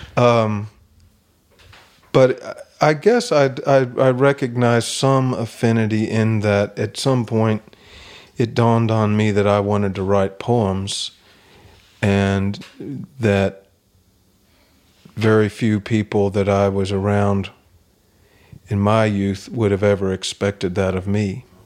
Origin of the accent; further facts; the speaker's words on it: Kentucky, United States; I'm from Kentucky